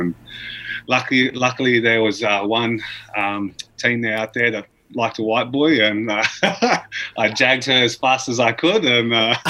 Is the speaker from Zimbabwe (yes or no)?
no; Cairns, Queensland, Australia; When I was growing up in Cairns, there's a lot of Indigenous and Torres Strait Islanders there, so our next door neighbours were TI, and we grew up with them our whole lives